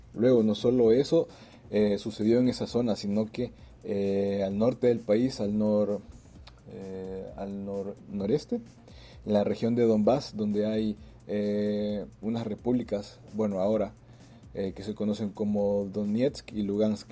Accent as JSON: {"language": "Spanish", "country": "El Salvador", "moved": "as an adult", "lives_now": "Moscow, Russia", "said": "soy salvadoreño residente en Moscú. Tengo alrededor de seis años de estar viviendo aquí."}